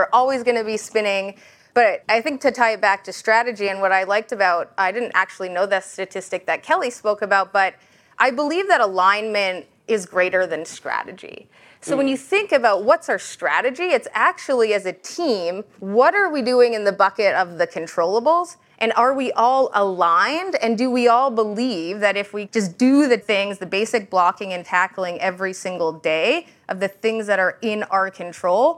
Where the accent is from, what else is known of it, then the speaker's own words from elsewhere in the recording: Canada; moved away as an adult; now in United States; I'm Canadian, and I actually just became an American last Saturday.